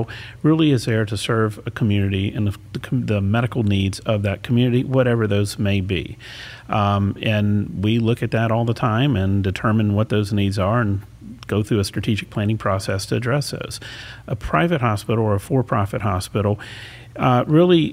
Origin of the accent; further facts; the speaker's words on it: Baton Rouge, Louisiana, United States; also born or lived in Houston, Texas; now in Sarasota, United States; It was in Baton Rouge, Louisiana, which is also the capital of Louisiana